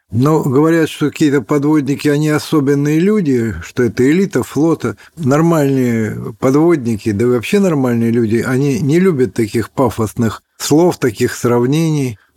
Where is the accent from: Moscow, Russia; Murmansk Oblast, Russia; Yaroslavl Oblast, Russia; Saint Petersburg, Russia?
Murmansk Oblast, Russia; Polyarny; born there; Дело в том, что я родился в Полярном, как его тогда называли наши враги, э, осинное гнездо советских подводников.